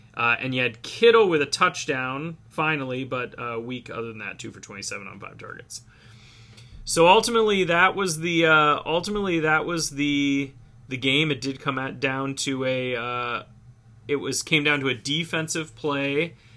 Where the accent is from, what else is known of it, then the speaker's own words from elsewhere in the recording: Cleveland, Ohio, United States; my hometown baseball team, the Cleveland Indians